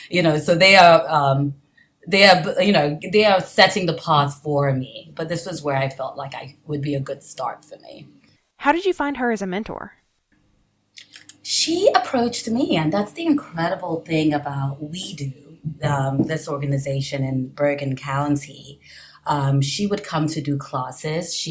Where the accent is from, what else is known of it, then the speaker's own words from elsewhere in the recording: Nigeria; born there; also born or lived in England / France / Caribbean; I was born in Nigeria.